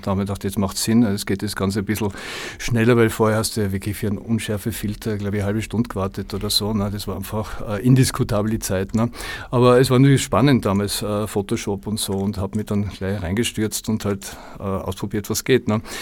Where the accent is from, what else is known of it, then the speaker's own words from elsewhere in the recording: Tyrol, Austria; moved away as an adult; also born or lived in Los Angeles / Koh Phangan / France / Berlin; now in Vienna, Austria; Also ich bin eigentlich äh, ja, gebürtiger Tiroler kam mit äh, ja, zarten 20 nach Wien